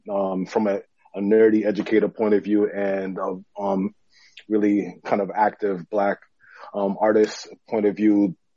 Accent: Boston, Massachusetts, United States; I'm from Boston, raised in, um, born and raised in um, Roxbury, Dorchester, Mattapan.

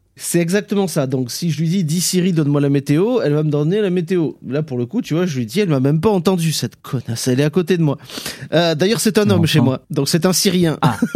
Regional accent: south-west France, France; accent: Sud-Ouest; mon accent du Sud-Ouest

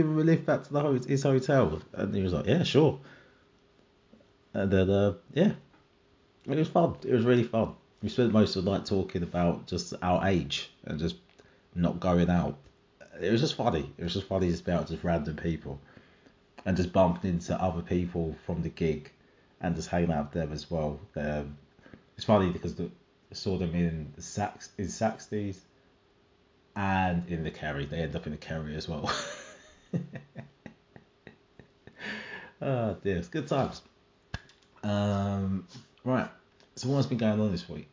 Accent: Jamaica; as a Jamaican

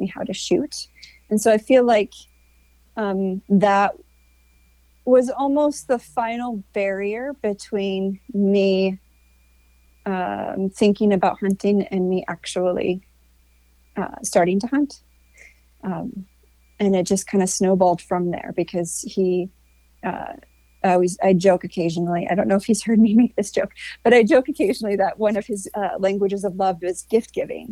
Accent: Southern Michigan, United States; moved away as an adult; now in Montana, United States; I grew up in Southern Michigan

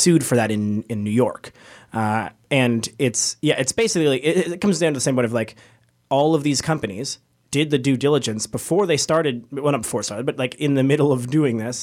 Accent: Canada

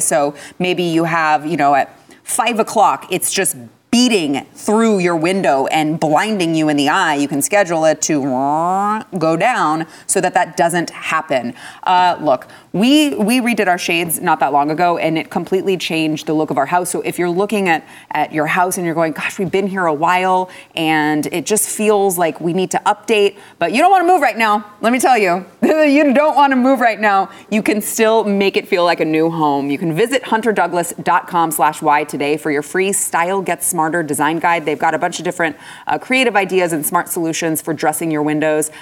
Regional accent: Texas, United States; as a Texan

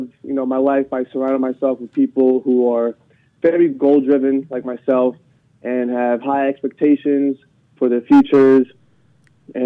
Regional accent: New York City, New York, United States; I was born and raised in New York City

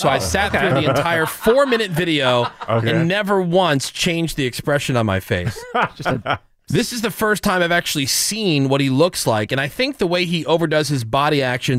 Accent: New Jersey, United States; I'm from New Jersey. I grew up with everybody having this accent.

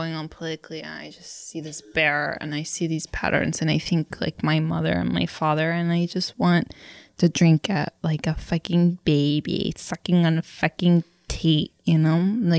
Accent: Miami, Florida, United States; born or raised there

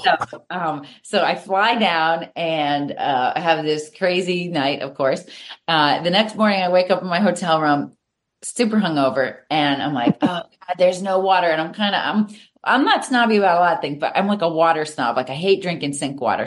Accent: Reading, Massachusetts, United States; also born or lived in Natick, Massachusetts; I moved from Natick up to the Reading area and I went to a Catholic yep. school

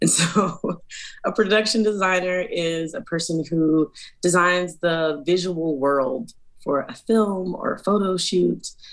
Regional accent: Chicago, Illinois, United States; now in Portland, United States; I am originally from Chicago, Illinois, but I now live in Portland, Oregon

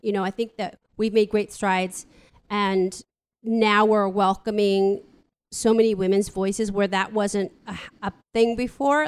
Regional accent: San Francisco, California, United States; I'm from here, you know, I'm from San Francisco

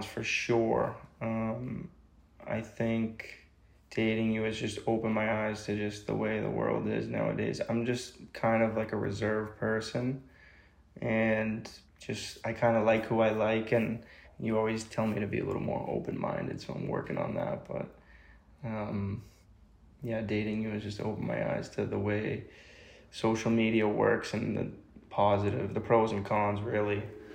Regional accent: Boston, Massachusetts, United States; moved away as an adult; also born or lived in California; I'm from Southie originally, and I was raised by my grandparents, half Irish, half Italian. I had a ton of cousins that basically I grew up

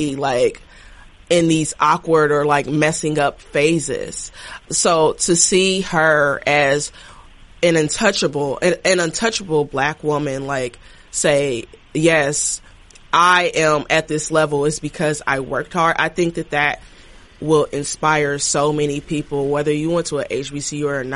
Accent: Dayton, Ohio, United States; moved away as an adult; also born or lived in Washington, D.C. / New York City; I grew up in Dayton, Ohio, you know, small Midwest city

